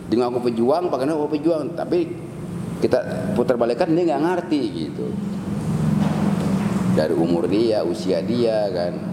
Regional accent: Bekasi, West Java, Indonesia; kalau kita putra Bekasi sebukannya bukan sementara putra Bekasi aja karena Bekasi ini tuh intinya Jawa Barat

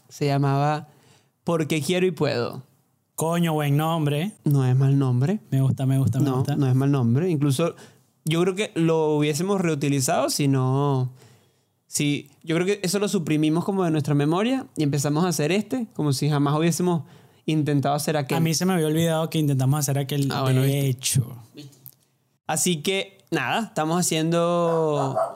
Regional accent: Barquisimeto, Lara, Venezuela; yo soy de Barquisimeto, cantante, cantautor, que dicen.

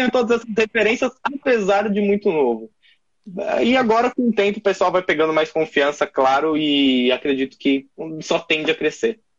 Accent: São Paulo, Brazil; que mora em São Paulo, sou da Zona Leste de São Paulo

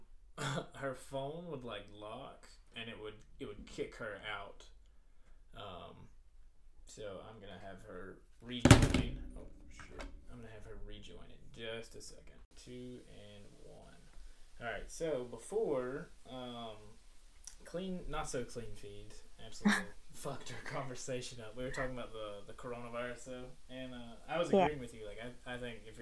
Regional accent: Florida, United States; in my hometown

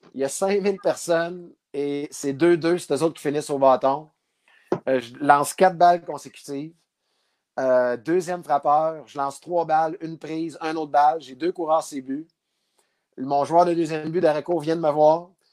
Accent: Abitibi, Quebec, Canada; moved away; also born or lived in Val-d'Or; je viens de la BTV, de Val d'Or. Euh, même, je viens encore plus loin que ça. Je viens d'une ville qui n'existe plus

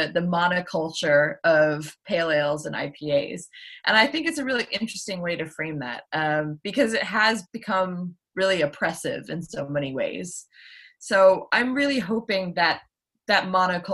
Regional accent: United States; now in United Kingdom; I am American originally

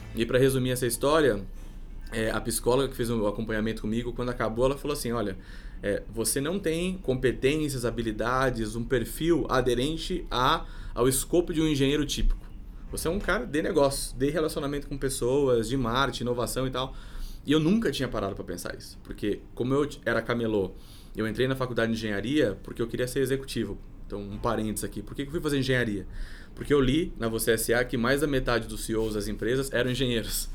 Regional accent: Sorocaba, São Paulo, Brazil; moved away as an adult; also born or lived in Rio de Janeiro; now in São Paulo, Brazil; nasci em São Paulo, meu pai era metalúrgico e foi transferido para lá quando era muito pequeno. Então eu, enfim, fiz o ensino fundamental, o ensino médio, a faculdade

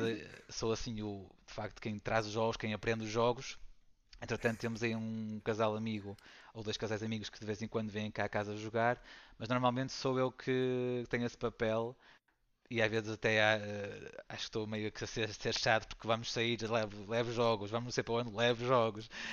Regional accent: Valongo, Porto District, Portugal; sou aqui de, de Valongo, do, do Porto

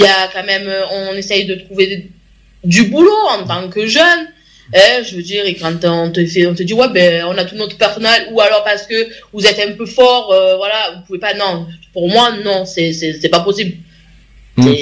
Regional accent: France; on est quand même chez nous, en France

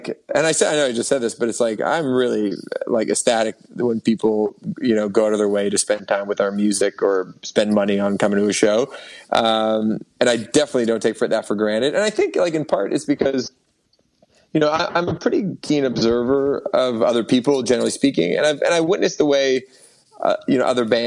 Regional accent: Toronto, Ontario, Canada; moved away as an adult; now in Hamilton, Canada; I live in Hamilton, downtown Hamilton. I grew up in Toronto, but I went to school at McMaster, so I just ended up staying here

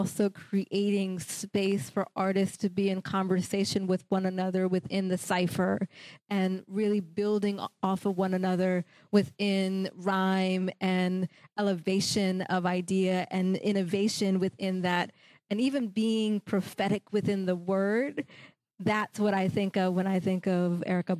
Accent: Philadelphia, Pennsylvania, United States; I'm also from Philly

